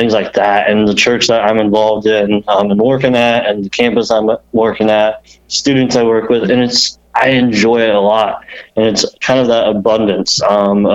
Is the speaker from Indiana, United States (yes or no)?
yes; Indiana, United States; moved away as an adult; now in Ohio, United States; I grew up in Indiana